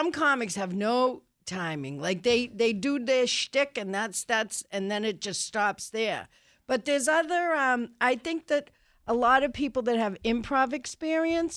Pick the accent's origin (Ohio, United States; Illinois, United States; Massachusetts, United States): Massachusetts, United States; Boston; moved away; also born or lived in Italy / New York / Los Angeles; I'm from Boston